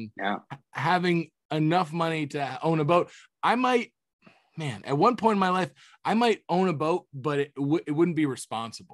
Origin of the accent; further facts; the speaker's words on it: Florida, United States; moved away; Growing up in Florida